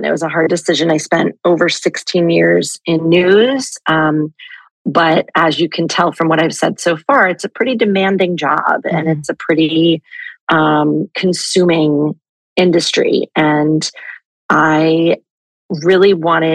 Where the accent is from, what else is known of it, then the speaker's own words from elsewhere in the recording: Jersey Shore, New Jersey, United States; moved away as an adult; the Jersey Shore so much, which is where I'm from.